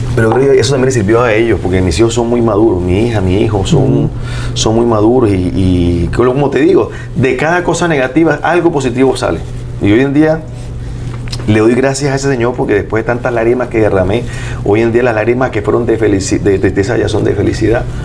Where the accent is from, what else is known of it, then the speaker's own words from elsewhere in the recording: Barranquilla, Atlántico, Colombia; yo soy de Barranquilla